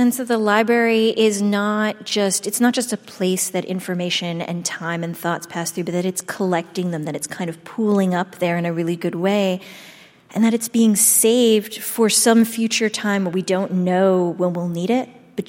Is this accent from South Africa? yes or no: no; Shaker Heights, Ohio, United States; Susan Orlean and I actually grew up in the same hometown. You did? We're both from Shaker Heights, Ohio.